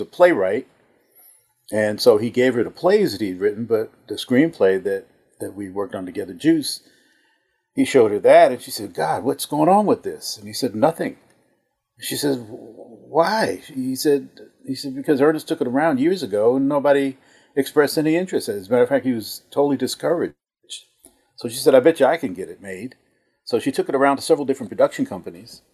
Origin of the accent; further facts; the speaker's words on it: Newark, New Jersey, United States; my growing up in Newark, New Jersey, uh, in the housing project in the fifties and the sixties.